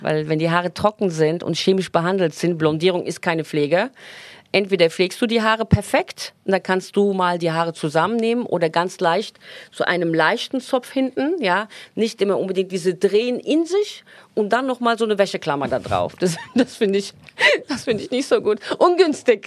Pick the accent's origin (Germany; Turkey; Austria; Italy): Turkey; moved away; Wir sind in der Türkei groß geworden